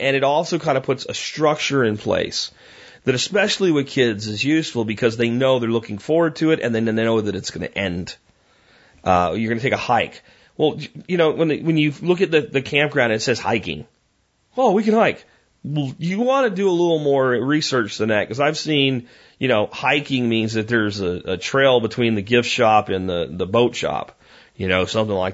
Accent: Pennsylvania, United States; now in Texas, United States; I even grew up in Pennsylvania.

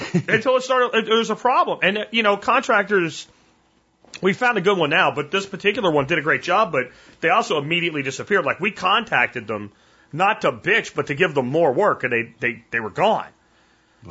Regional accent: Pennsylvania, United States; now in Texas, United States; I'm from Pennsylvania.

